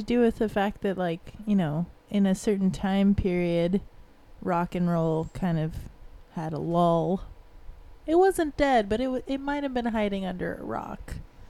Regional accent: Florida, United States; I'm from Florida also.

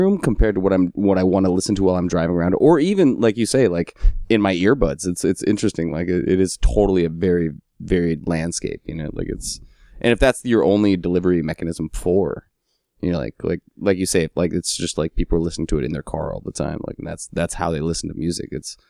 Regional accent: Alaska, United States; now in Oakland, United States; I'm from Alaska, and I'll go back and visit

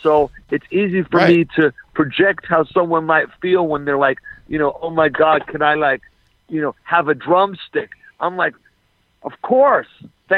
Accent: Los Angeles, California, United States; I'm L.A. all the way.

